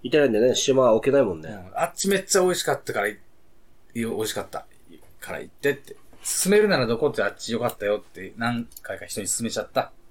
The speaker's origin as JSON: {"language": "Japanese", "town": "Yokohama", "region": "Kanagawa", "country": "Japan", "tie": "born or raised there", "said": "横浜育ちだから、生まれの。"}